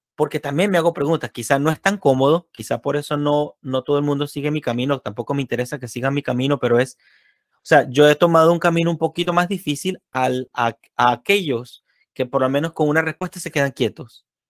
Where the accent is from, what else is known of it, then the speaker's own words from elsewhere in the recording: Venezuela; moved away; aquellos que venimos de Venezuela